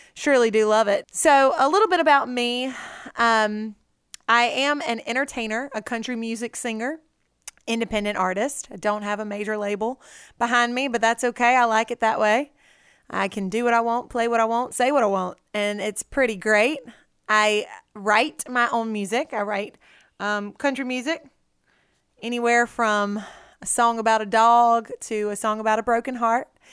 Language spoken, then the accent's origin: English; Red Lick, Mississippi, United States; also born or lived in Natchez, Mississippi; I grew up right there in Red Lick on my mom and daddy's farm